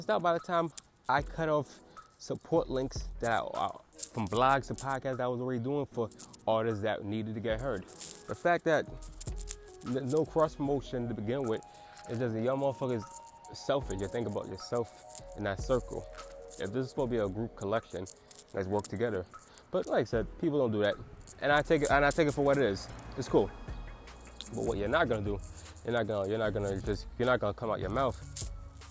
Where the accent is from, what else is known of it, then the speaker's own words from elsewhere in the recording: United States; I'm still an American, so as an American